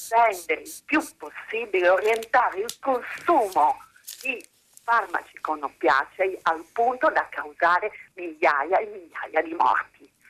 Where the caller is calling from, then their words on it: Bologna, Emilia-Romagna, Italy; Buongiorno, siamo da Bologna.